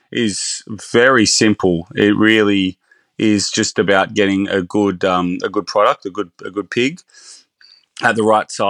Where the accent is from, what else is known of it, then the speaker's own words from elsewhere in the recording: Bathurst, New South Wales, Australia; also born or lived in Sydney; now in Byron Bay, Australia; I'm actually originally from Bathurst, so my career started in um, smaller regional restaurants.